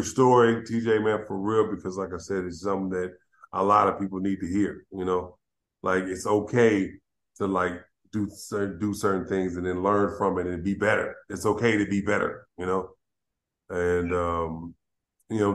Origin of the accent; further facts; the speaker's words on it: Los Angeles, California, United States; also born or lived in Fontana; I grew up in South Central LA where a lot of, you know, things happened